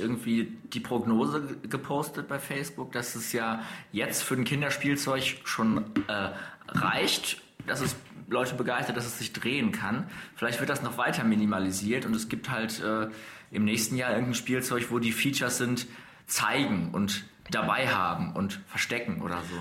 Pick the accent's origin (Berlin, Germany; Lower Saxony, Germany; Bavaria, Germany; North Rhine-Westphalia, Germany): North Rhine-Westphalia, Germany; Dortmund; bei uns in Dortmund